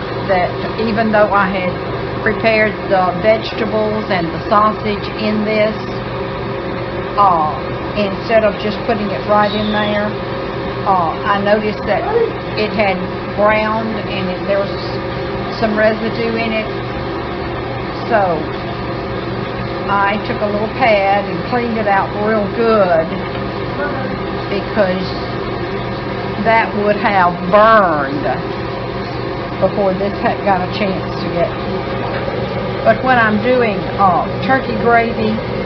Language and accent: English; North Louisiana, United States; we're not from South Louisiana, we're from North Louisiana, or central to north